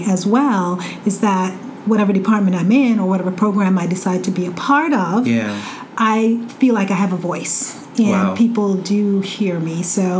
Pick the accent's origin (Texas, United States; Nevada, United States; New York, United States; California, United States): New York, United States; Long Island; moved away as an adult; now in Ithaca, United States; I come from a larger city, a big city. I came from Long Island, where it's easy to get lost.